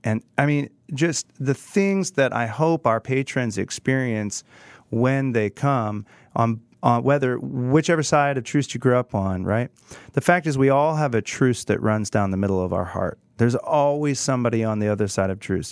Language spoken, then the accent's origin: English; Prairie Village, Kansas, United States; I grew up in Kansas, in Prairie Village, and grew up in Kansas City